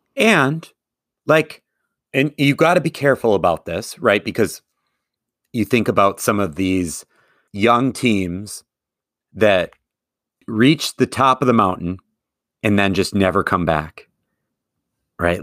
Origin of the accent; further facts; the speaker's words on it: Madison, Wisconsin, United States; moved away as an adult; also born or lived in Eau Claire, Wisconsin; now in Minnesota, United States; even though I grew up in Madison, I grew up with a Twin Cities connection